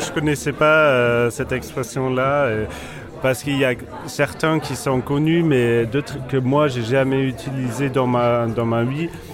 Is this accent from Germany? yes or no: yes; Germany; j'ai grandi à l'Allemagne de l'Ouest